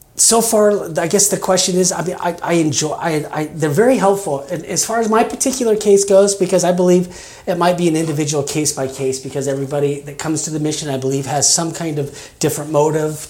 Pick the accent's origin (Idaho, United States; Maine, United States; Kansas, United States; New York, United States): Kansas, United States; moved away as an adult; also born or lived in Colorado / Arizona / Las Vegas, Nevada; now in Oregon, United States; I grew up in Kansas. Uh, I, I stayed there uh, pretty much my first 25 years.